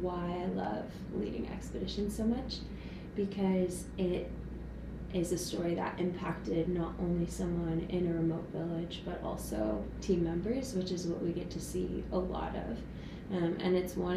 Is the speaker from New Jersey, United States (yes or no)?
no; West Virginia, United States; I am from West Virginia.